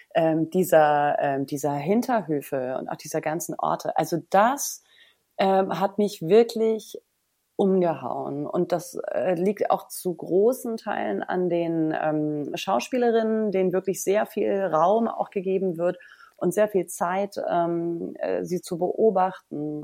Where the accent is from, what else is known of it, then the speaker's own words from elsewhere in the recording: Berlin, Germany; ich als Berlinerin